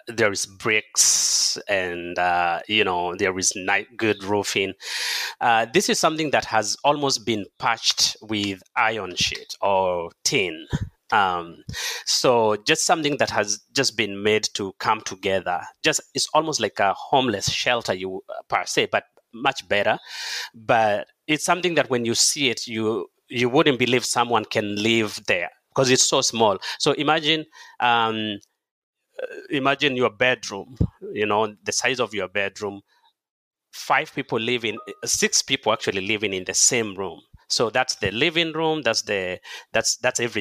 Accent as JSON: {"language": "English", "town": "Loitokitok", "region": "Kajiado County", "country": "Kenya", "tie": "born or raised there", "also_born_or_lived": "United States", "moved": "yes", "said": "I was born in Kenya in a small village, and then I was raised near Mount Kilimanjaro, a place called Oloitoktok"}